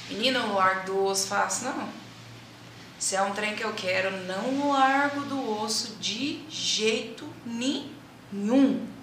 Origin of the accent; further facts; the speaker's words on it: Uberlândia, Minas Gerais, Brazil; a gente é de Uberlândia, para quem não sabe, nós somos de Uberlândia. E a gente morava no São Jorge, que é na periferia de Uberlândia